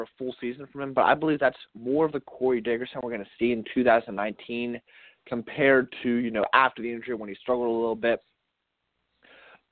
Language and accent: English; Pittsburgh, Pennsylvania, United States; I'm from Pittsburgh. I've lived here my entire life